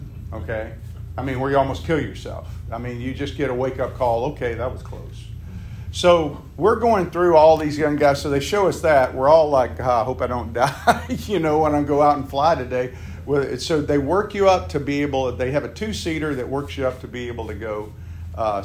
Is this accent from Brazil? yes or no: no; Meridian, Mississippi, United States; moved away; Meridian, Mississippi, my hometown.